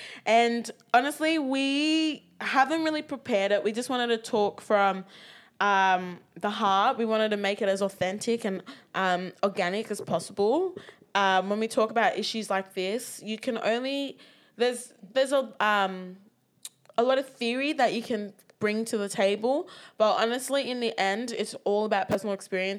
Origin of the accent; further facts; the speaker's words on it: Nigeria; now in Australia; we're Nigerian in Australia, we're navigating the spaces and trying to deal with what comes with that.